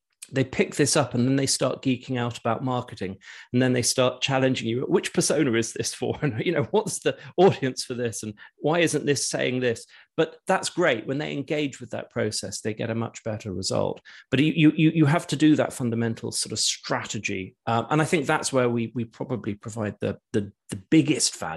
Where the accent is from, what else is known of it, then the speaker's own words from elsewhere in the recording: United Kingdom; also born or lived in London; I grew up in the UK, and all my businesses have been here